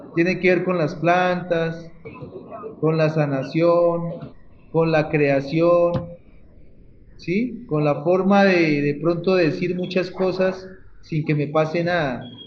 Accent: Cauca, Colombia; soy artista del Cauca

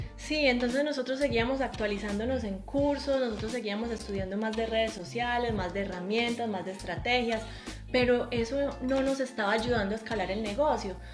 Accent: Colombia; moved away as an adult; now in New Zealand; Si nosotros somos colombianos, pero vivimos en Nueva Zelanda

